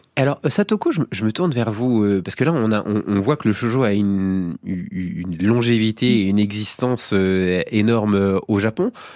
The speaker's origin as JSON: {"language": "French", "country": "France"}